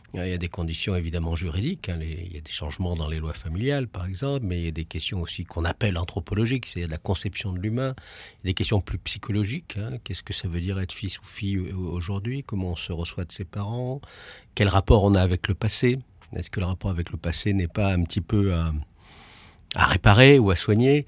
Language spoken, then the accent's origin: French; Paris, Île-de-France, France; je suis parisien